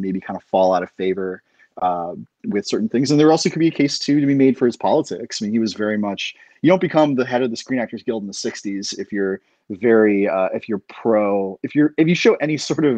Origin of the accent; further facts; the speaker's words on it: Central Florida, United States; moved away; also born or lived in Central Texas; I'm originally from Central Florida and then moved to Texas, Central Texas